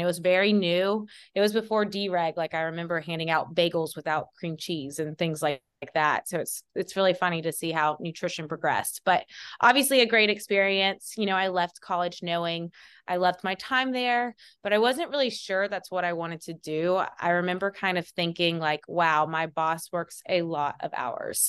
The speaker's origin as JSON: {"language": "English", "town": "Athens", "region": "Georgia", "country": "United States", "tie": "born or raised there", "said": "I am born and raised in Athens, Georgia"}